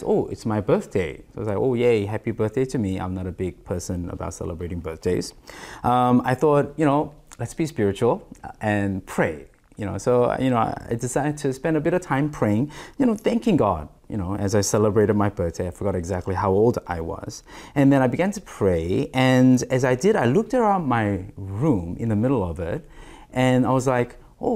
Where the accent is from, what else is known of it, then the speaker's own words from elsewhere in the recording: Australia; Growing up in Australia during my adolescence and then my teens, I didn't have a room to call my own